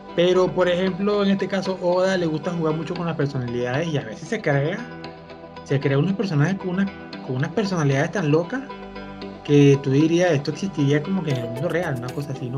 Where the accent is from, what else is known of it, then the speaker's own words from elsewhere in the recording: Venezuela; somos venezolanos